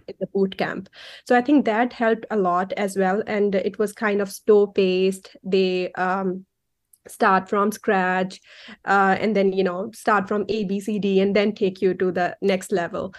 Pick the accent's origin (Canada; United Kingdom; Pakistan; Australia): Pakistan; Faisalabad, Punjab; moved away as an adult; now in United States; I grew up, uh, in an industrial city of Pakistan. It's called Faisalabad.